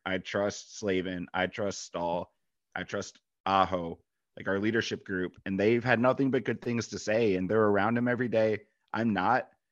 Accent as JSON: {"language": "English", "region": "Michigan", "country": "United States", "moved": "yes", "said": "Being from Michigan"}